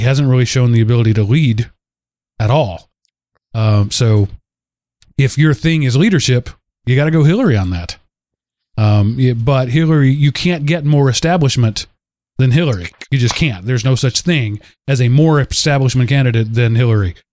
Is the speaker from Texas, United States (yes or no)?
yes; Texas, United States; I say that as a Texan.